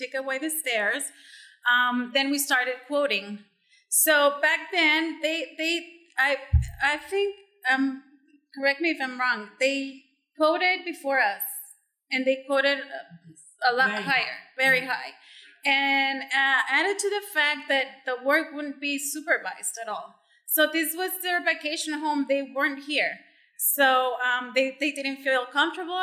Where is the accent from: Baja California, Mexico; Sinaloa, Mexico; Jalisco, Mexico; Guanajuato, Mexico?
Sinaloa, Mexico; moved away as an adult; also born or lived in Mexico City; now in Cabo San Lucas, Mexico; I was born in Mexico City and raised in Sinaloa. I've been in Cabo for almost 14 years now